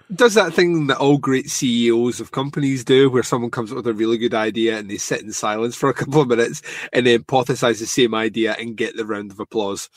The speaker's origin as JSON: {"language": "English", "region": "Scotland", "country": "United Kingdom", "said": "a Scotsman"}